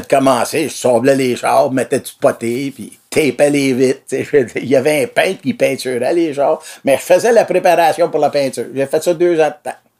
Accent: Brossard, Quebec, Canada; moved away as an adult; also born or lived in Pointe-Saint-Charles, Montreal; now in Saint-Alphonse-Rodriguez, Canada; j'ai passé ma vie à Brossard, moi. Là. Dans le temps, c'était pas Brossard, c'était Brossard Station dans le temps. Là. Je suis né à Point-Saint-Charles. J'avais À 10 ans, on a parti de là. Puis on a déménagé à Brosseau, puis on a passé ma vie là.

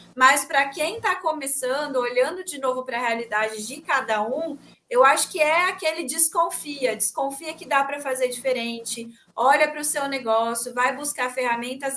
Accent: São Paulo, Brazil; eu hoje eu tô no interior também, que eu tô em São José do Rio Preto, na casa da minha mãe, mas eu sou de São Paulo

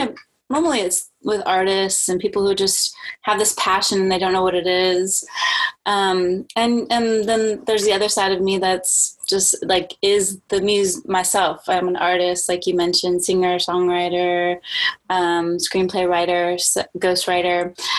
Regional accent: New Orleans, Louisiana, United States; also born or lived in Germany / Spain; So I was born in Germany, and then we lived in Spain for about 5 years. And then, then we moved to New Orleans, which is not a place where you would imagine the military to be.

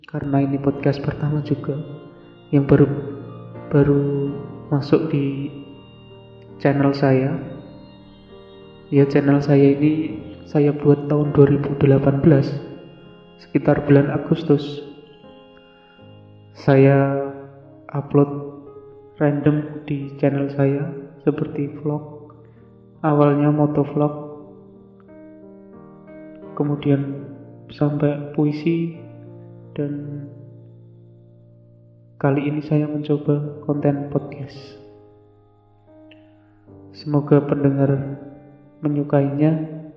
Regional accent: Indonesia; accent: medok; logat saya logat medok yang yang ngomong pakai bahasa Indonesia

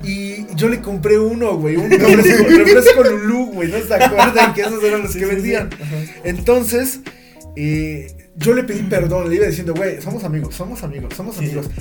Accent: Ozumba, State of Mexico, Mexico; Esto fue aquí en Ozumba, eh, en la primaria, bueno, nosotros somos de aquí de Ozumba

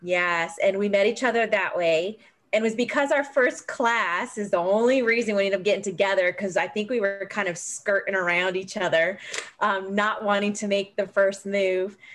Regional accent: California, United States; moved away as an adult; now in South Carolina, United States; I'm actually a California native. So I was born and raised in California before I joined the Navy

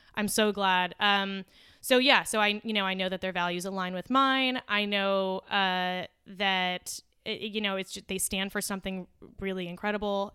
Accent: La Puente, California, United States; I come from Lapuente, which is now kind of gentrif-, satisfied

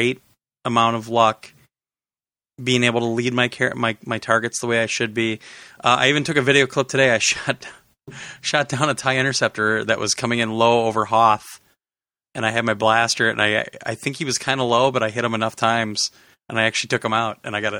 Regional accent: Wisconsin, United States; I grew up in Wisconsin

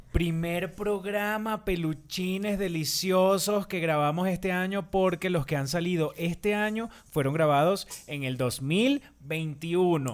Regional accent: Barrancas, Barinas, Venezuela; yo soy de Barrancas

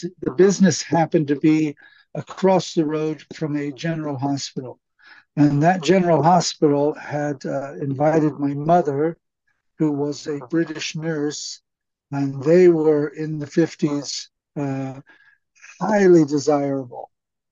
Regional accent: Los Angeles, California, United States; They met in Los Angeles, California, which is where I ultimately was born in 1966

